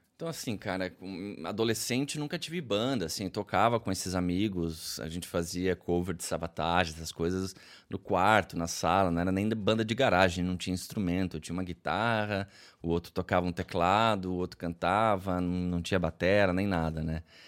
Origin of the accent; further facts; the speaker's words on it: Curitiba, Paraná, Brazil; Eu sou de Curitiba, nascido e criado aqui, moro aqui